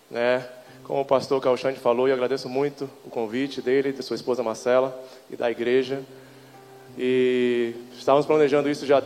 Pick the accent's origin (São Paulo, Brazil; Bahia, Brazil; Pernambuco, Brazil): Bahia, Brazil; Salvador; moved away as an adult; now in Germany; Eu sou natural de Salvador, né? nasci em Salvador, cresci em Salvador até os meus 27 anos. Eu fui para a Alemanha em 2003, né?